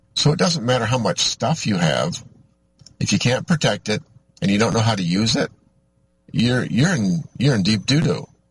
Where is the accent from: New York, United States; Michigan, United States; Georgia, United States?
Michigan, United States; I'm from Michigan